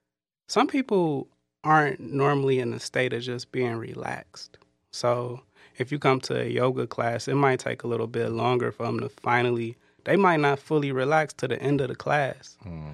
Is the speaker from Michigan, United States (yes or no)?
yes; Detroit, Michigan, United States; I grew up in Detroit.